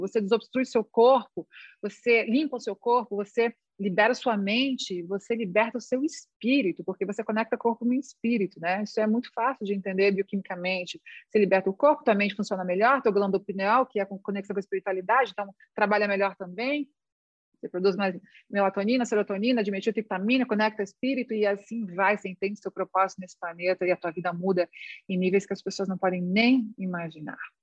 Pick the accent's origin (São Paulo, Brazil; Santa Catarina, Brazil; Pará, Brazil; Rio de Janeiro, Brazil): Santa Catarina, Brazil; a minha família é gaúcha, mas eu nasci em Santa Catarina